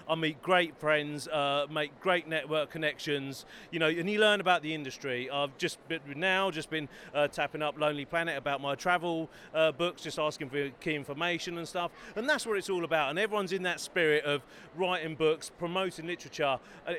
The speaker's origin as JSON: {"language": "English", "town": "Bedford", "region": "East of England", "country": "United Kingdom", "tie": "born or raised there", "also_born_or_lived": "Norwich", "moved": "yes", "lives_now": "London, United Kingdom", "said": "I'm actually originally from Bedford. Yeah, grew up there. Lived in Norwich for over 10 years. Moved to Norwich and came down to London."}